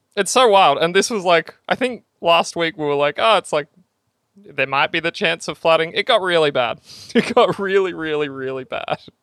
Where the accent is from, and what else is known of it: Australia